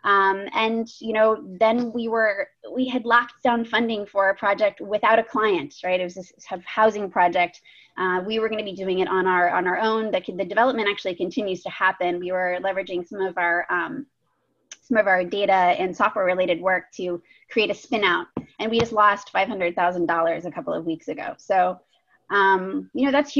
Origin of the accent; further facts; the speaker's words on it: Pittsburgh, Pennsylvania, United States; moved away as an adult; I grew up in Pittsburgh